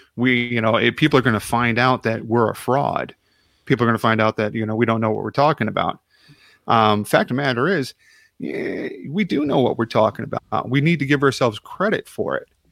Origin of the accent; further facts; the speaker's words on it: Chicago, Illinois, United States; moved away; I'm from Chicago originally